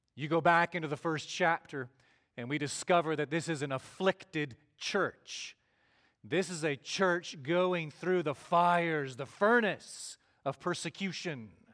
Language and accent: English; Canada; moved away as an adult; also born or lived in Glen Rose, Texas / Toronto area; now in Granbury, United States; we went back home to Canada